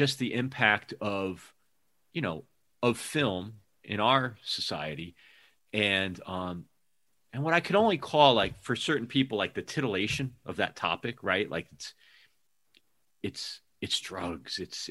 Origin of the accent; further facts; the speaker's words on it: Hamden, Connecticut, United States; also born or lived in New York City; now in Seattle, United States; I'm from Hamden